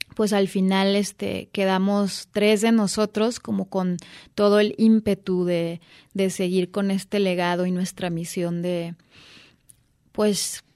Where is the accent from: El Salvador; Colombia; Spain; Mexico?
Mexico; Guadalajara, Jalisco; moved away; recién llegando a mi tierra